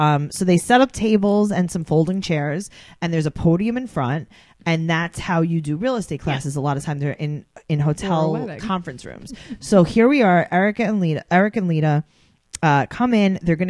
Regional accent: New York City, New York, United States; we're from New York City.

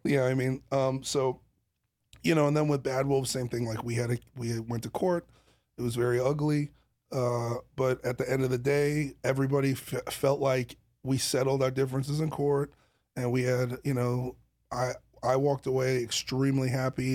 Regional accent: New York City, New York, United States; I come from Brooklyn

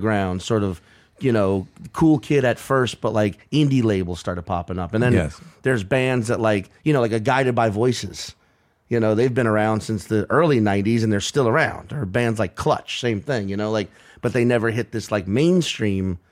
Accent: Louisiana, United States; moved away; growing up in Louisiana

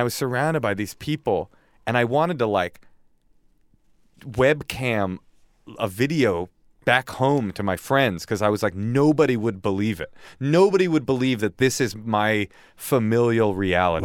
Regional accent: Oakland, California, United States; also born or lived in upstate New York; I was raised in Oakland with my mom

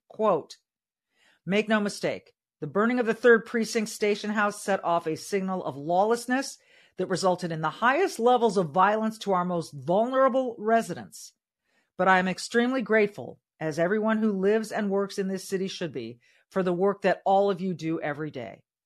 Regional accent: California, United States; moved away as an adult; now in Minnesota, United States; I was born and raised in California

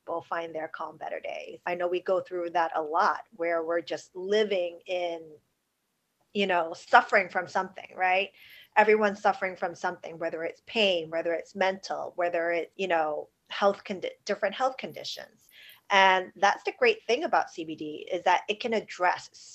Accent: New York City, New York, United States; I grew up in New York City, born and raised right in Chinatown

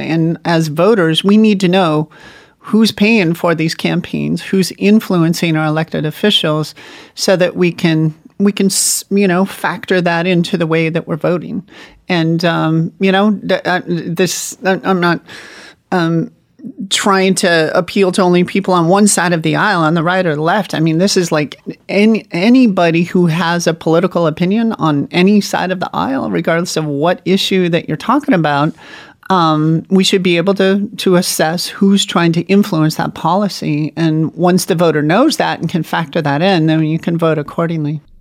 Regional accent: Montana, United States; my home state of Montana

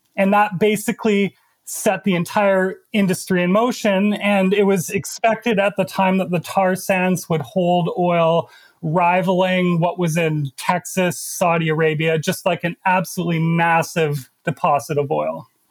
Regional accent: Alberta, Canada; now in New York, United States; I'm originally from Canada and specifically the province of Alberta, which is home to the Canadian tar sands.

